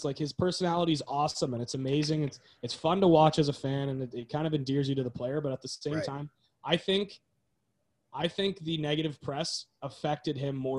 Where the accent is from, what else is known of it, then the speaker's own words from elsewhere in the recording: Newmarket, Ontario, Canada; McDavid's from my hometown, Newmarket.